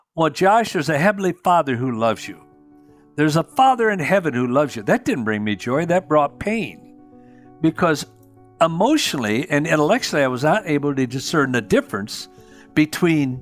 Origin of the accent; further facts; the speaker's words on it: Union City, Michigan, United States; I grew up in Union City, Michigan